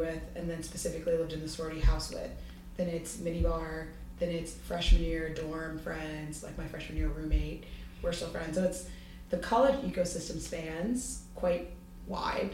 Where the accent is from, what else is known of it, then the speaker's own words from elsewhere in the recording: Dayton, Ohio, United States; moved away as an adult; now in New York, United States; I grew up in Dayton